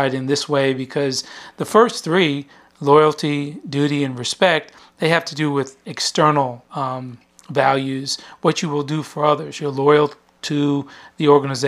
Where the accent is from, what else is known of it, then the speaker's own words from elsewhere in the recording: Lawton, Oklahoma, United States; moved away as an adult; I was born in Lawton, Oklahoma, which is adjacent to Fort Sill, Oklahoma, and I went through school there